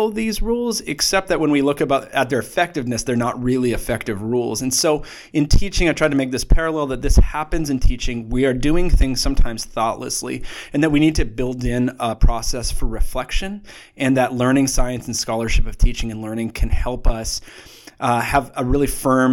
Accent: Saskatoon, Saskatchewan, Canada; I grew up in Saskatoon, Saskatchewan, Canada

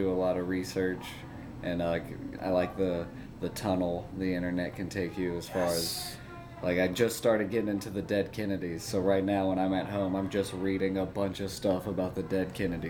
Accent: Montgomery, Alabama, United States; born or raised there; also born or lived in Columbia, Tennessee

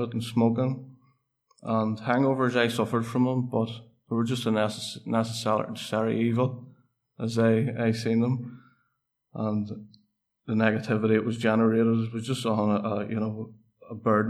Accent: Portadown, Northern Ireland, United Kingdom; I am from Portadown and grew up in a housing estate

